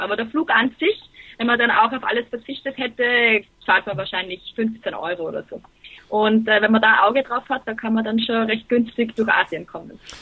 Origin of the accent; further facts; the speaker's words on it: Graz, Styria, Austria; also born or lived in Dortmund; ich bin aus Österreich